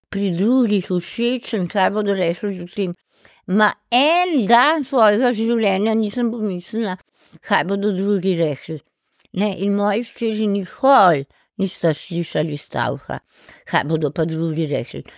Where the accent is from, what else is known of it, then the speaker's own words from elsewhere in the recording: Ljubljana, Slovenia; sem hodila peš iz Pržana v šolo v Šentvitu